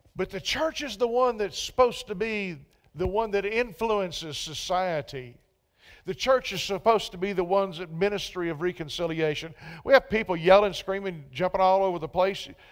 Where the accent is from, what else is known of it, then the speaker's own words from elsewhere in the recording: Central Texas, United States; moved away; I was from Central Texas. So some of us Texans